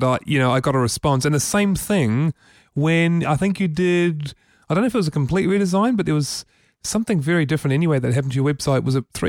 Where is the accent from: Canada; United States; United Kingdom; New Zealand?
New Zealand; Wellington; We're all from Wellington, aren't we?